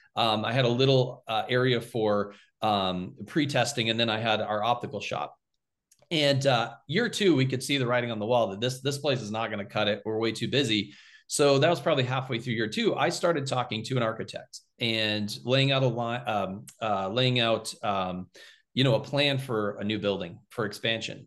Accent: Littleton, United States; I came back to my hometown of Littleton to practice.

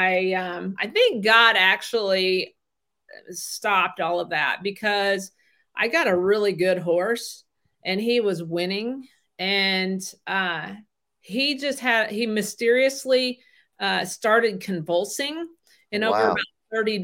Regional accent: North Central Missouri, United States; moved away as an adult; also born or lived in Tulsa, Oklahoma; now in Coffeyville, United States; I'm from North Central Missouri

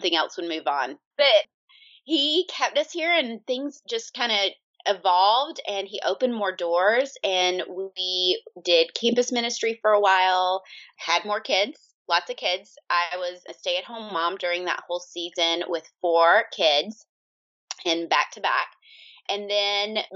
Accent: Georgia, United States; moved away as an adult; now in Omaha, United States; We are originally from Georgia. That's where I grew up

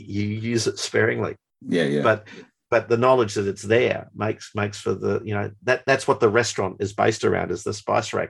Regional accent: Melbourne, Victoria, Australia; also born or lived in New Zealand; growing up in Melbourne, it was a fairly Anglo-Celtic society

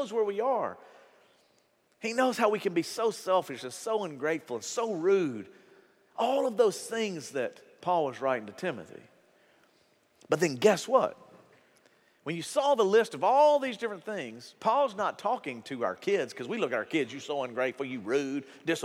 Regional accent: United States; we're American.

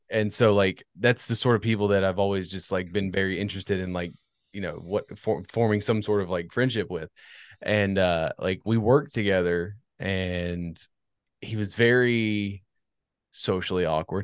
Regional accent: Northern Virginia, United States; also born or lived in Washington, D.C.; I was born in Northern Virginia, so, like, forty-five minutes outside of D C

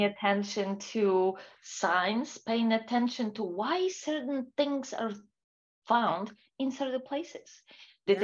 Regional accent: Warsaw, Masovian Voivodeship, Poland; moved away as an adult; I was born and raised in Poland. Most of my life I spent in Warsaw, which is a capital city for Poland.

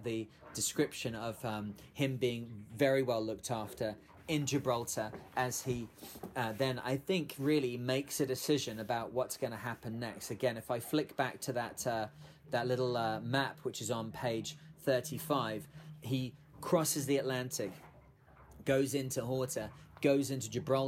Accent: United Kingdom; as a Brit

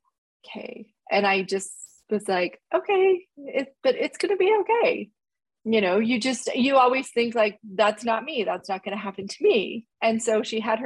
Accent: Utah, United States; also born or lived in Switzerland; We're from Utah, but we were living in Switzerland

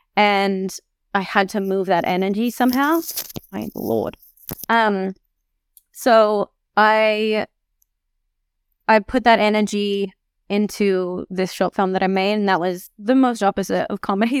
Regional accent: Australia; moved away as an adult; a nine-hour train to get to my hometown

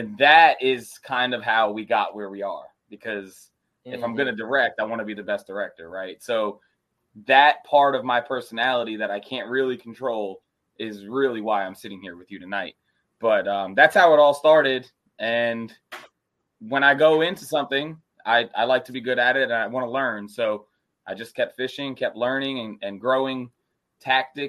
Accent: United States; moved away as an adult; also born or lived in New Jersey; now in Charlotte, United States; I grew up fishing in New York and New Jersey in the saltwater

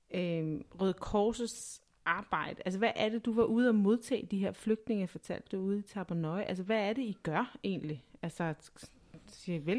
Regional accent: Næstved, Zealand, Denmark; og jeg er født og opvokset i Næstved.

